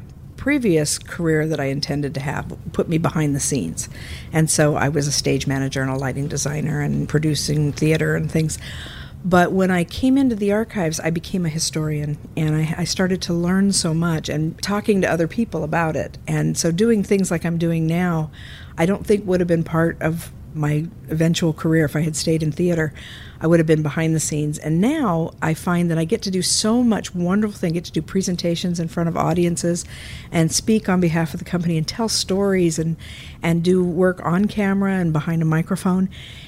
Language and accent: English; Glendale, California, United States; I was a local kid. I grew up in Glendale, Burbank, Eagle Rock area.